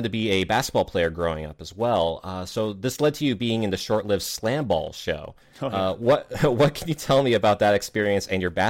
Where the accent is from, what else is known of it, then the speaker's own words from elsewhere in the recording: Boston, Massachusetts, United States; I'm from Boston, so